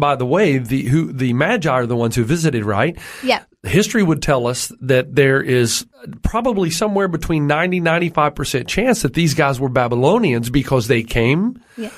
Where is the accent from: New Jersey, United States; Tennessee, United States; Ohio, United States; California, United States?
Tennessee, United States; I grew up in Tennessee, which is in the southern region of the, of uh, the United States